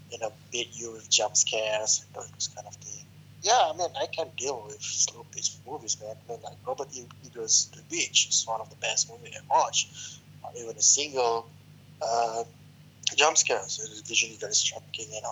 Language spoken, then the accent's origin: English; Malaysia; I'm a Malaysian.